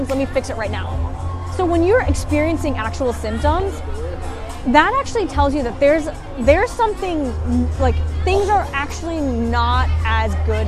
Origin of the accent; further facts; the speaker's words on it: United States; growing up in American society